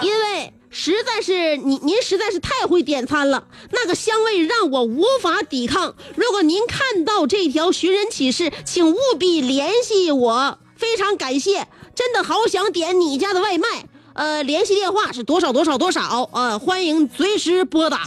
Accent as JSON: {"language": "Chinese", "region": "Northeast China", "country": "China", "said": "我们东北人"}